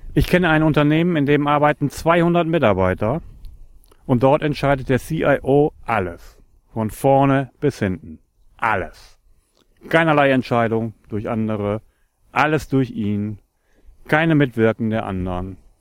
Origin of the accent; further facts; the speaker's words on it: Northern Germany, Germany; ich komme aus Norddeutschland und liebe meine Heimat.